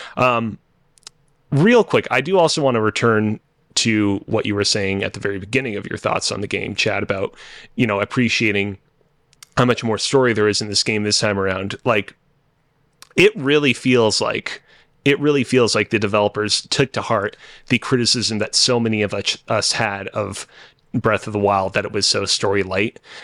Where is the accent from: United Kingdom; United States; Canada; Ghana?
Canada; as a Canadian